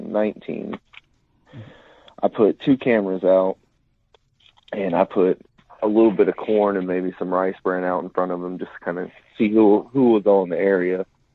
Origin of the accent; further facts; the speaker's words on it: Oklahoma, United States; But like I said, I grew up in Central Oklahoma. I joined the Army out of high school, served 5 years.